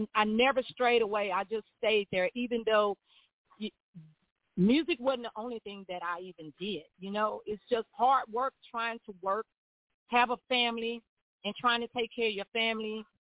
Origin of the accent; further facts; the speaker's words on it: Greenwood, Mississippi, United States; I'm from Greenwood. You know, Greenwood is my home.